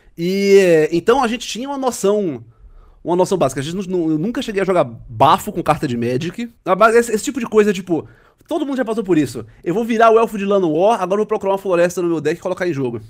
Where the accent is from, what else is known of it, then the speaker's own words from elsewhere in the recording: Recife, Pernambuco, Brazil; Em Recife, eu sou recifense